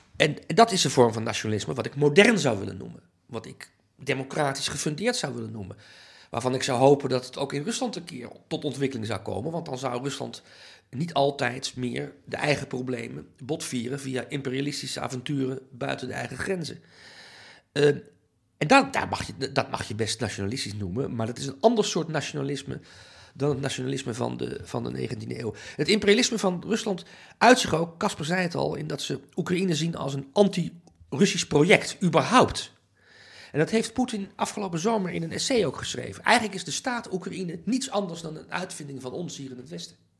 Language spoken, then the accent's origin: Dutch; Netherlands; also born or lived in Amsterdam; ik ben Nederlander, ik voel me ook een Nederlandse patriot.